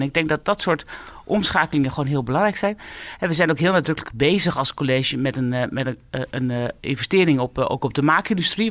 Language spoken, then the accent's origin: Dutch; Netherlands; moved away as an adult; now in Groningen, Netherlands; mij nog steeds als Hollander te definiëren. Dus daar ben ik geboren, maar al wel 30 jaar woonzaam in Groningen